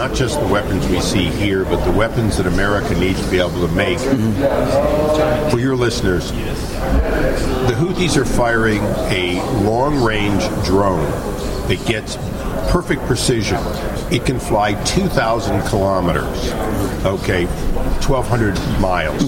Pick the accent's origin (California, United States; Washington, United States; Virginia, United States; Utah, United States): California, United States; I'm a Californian.